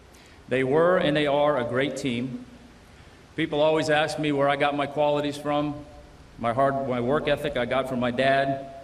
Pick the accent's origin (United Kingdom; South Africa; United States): United States; Billerica, Massachusetts; Perhaps part of what they saw was that the work ethic that was certainly prevalent in my house and in my hometown of Billerica, Massachusetts. Actually, I said that wrong. It's Billerica, sorry. I put too many E's and R's in there. We don't do that up there.